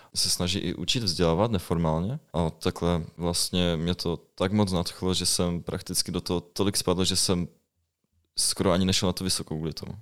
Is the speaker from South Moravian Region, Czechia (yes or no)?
no; Ostrava, Moravian-Silesian Region, Czechia; moved away; jsem z Ostravy původně